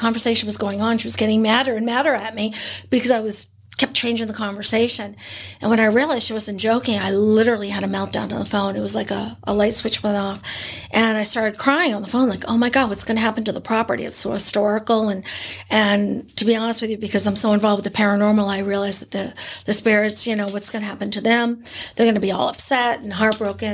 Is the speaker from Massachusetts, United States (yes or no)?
no; New Hampshire, United States; also born or lived in California; now in East Bethany, United States; I grew up in New Hampshire in a town